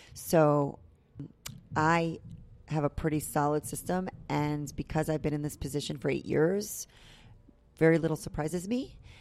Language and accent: English; New York, United States; moved away as an adult; now in Tampa, United States; I'm from New York. I grew up in New York